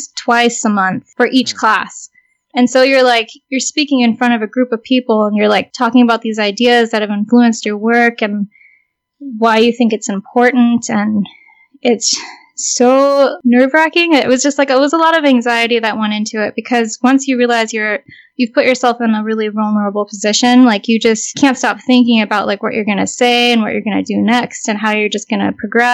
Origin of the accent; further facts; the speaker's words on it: South Bay, California, United States; I grew up in the South Bay, which is where Vanya is from